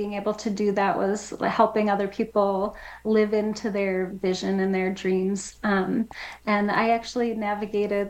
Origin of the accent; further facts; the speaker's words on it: Wisconsin, United States; moved away as an adult; also born or lived in New Mexico; now in Las Cruces, United States; I'm from Wisconsin originally